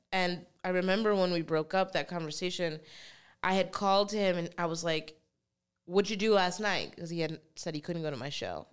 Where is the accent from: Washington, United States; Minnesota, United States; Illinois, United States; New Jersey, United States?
New Jersey, United States; I was born in New Jersey